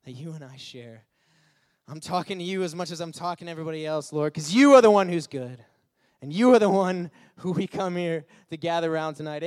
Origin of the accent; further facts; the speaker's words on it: Detroit, Michigan, United States; moved away as an adult; now in Illinois, United States; I'm actually from Detroit, Michigan